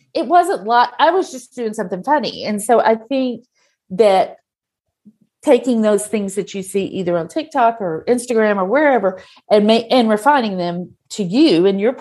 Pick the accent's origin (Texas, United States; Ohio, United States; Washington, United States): Texas, United States; I am from Texas, that's not the South